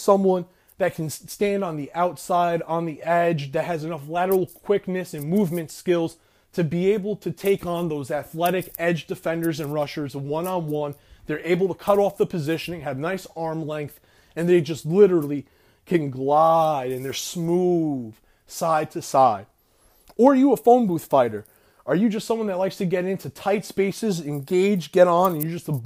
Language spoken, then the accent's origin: English; Florida, United States; you're a fellow Floridian